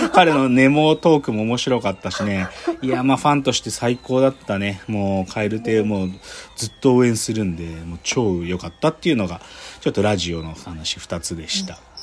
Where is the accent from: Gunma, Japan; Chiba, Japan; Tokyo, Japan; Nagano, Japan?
Gunma, Japan; 僕群馬県出身